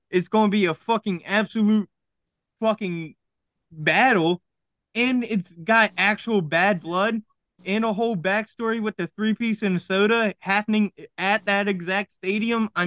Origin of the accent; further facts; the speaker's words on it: Miami, Florida, United States; Uh, I mean, growing up in Miami, you gotta be king of the sucker punch.